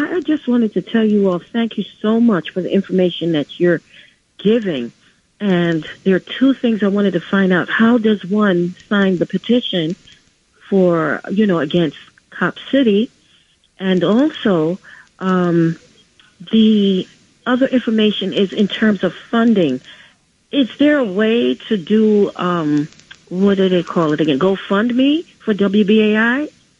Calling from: Bronx, New York, United States; from the Bronx.

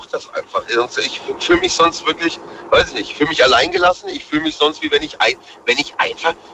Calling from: Bühl, Baden-Württemberg, Germany; ich komme aus Bühl, Baden-Baden. Vielleicht kennst du das.

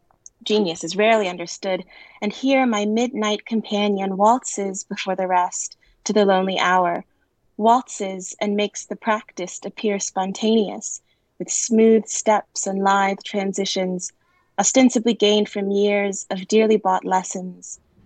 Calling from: Beijing, China; I'm calling from Beijing.

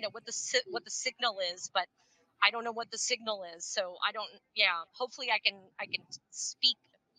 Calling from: Puerto Rico; here I'm, you know, calling from, or I'm joining from Puerto Rico.

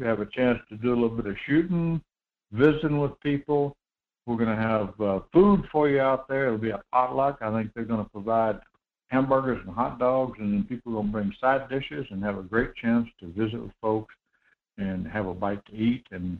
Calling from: Homer, Alaska, United States; Good morning, Michael. This is … at Homer.

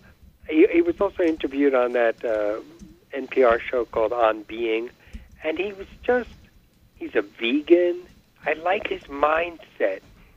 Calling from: Glen Ridge, New Jersey, United States; I'm calling from Glen Ridge, New Jersey.

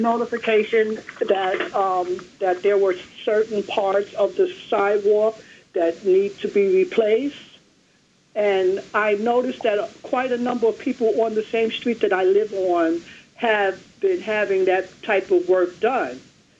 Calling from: New York City, New York, United States; I'm calling from Brooklyn

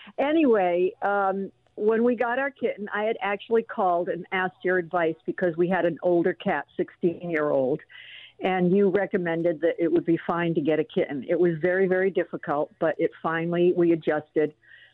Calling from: Los Angeles, California, United States; No, I'm calling from Los Angeles.

